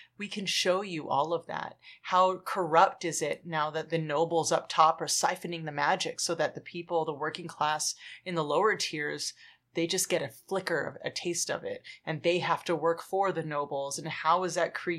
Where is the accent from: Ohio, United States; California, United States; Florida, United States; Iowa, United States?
California, United States; Los Angeles; I'm from Los Angeles